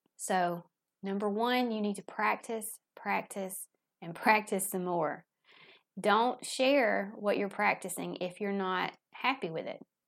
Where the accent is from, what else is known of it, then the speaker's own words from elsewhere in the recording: the South, United States; accent: Southern; my Southern accent